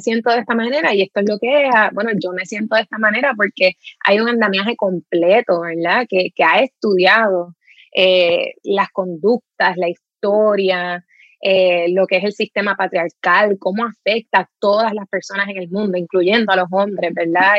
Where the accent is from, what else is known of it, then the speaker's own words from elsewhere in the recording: Trujillo Alto, Puerto Rico; moved away as an adult; yo crecí en Carraízo, en Trujillo Alto